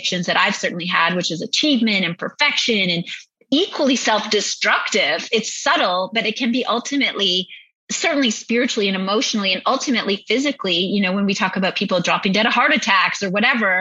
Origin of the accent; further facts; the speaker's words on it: Northern Ontario, Canada; I grew up in Northern Ontario